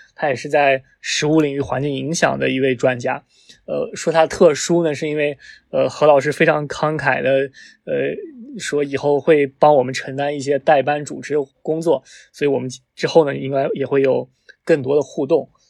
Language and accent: Chinese; Shanxi, China; moved away; 我是一个山西人